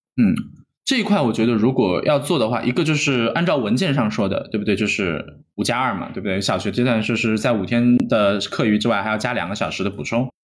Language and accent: Chinese; China; moved away; 我们在国内长大